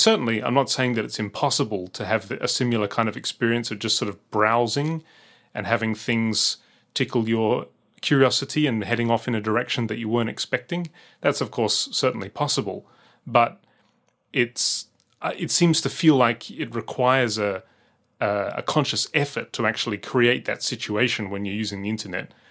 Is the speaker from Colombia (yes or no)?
no; Adelaide, South Australia, Australia; moved away; growing up in Australia